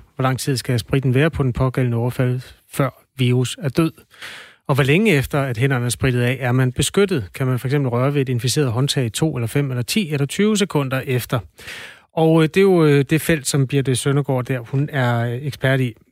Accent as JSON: {"language": "Danish", "region": "Jutland", "country": "Denmark", "said": "jeg er jo fra Jylland"}